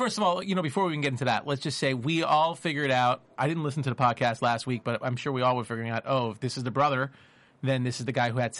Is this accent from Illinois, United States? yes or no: no; New York City, New York, United States; I grew up in New York, so, you know, in Brooklyn